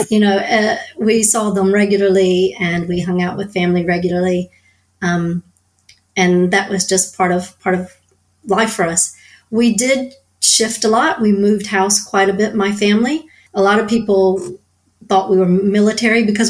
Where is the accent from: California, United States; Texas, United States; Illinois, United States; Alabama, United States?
Texas, United States; Southeast; moved away as an adult; also born or lived in San Antonio, Texas; I was raised in Southeast Texas, sort of the Golden Triangle, it's called, sort of Beaumont, Port Arthur, Nederland, around there